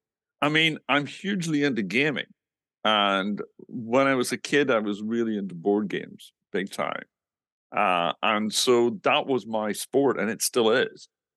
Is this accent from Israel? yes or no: no; Northern Ireland, United Kingdom; moved away; I grew up in the middle of nowhere in Northern Ireland.